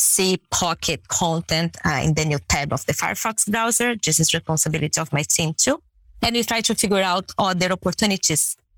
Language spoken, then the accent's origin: English; Brazil; first language Portuguese; English is a second language; moved away as an adult; now in Canada; I was born and raised in Brazil and I lived there for around 28 years